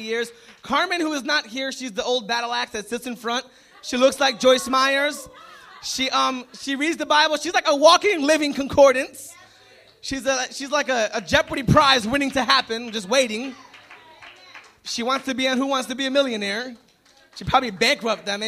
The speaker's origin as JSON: {"language": "English", "country": "Puerto Rico", "said": "I'm Puerto Rican. I'm not from Alabama."}